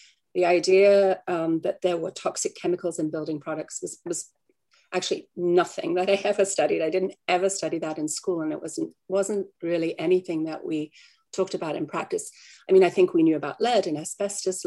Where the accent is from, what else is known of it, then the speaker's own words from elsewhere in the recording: Australia; moved away; I came from Australia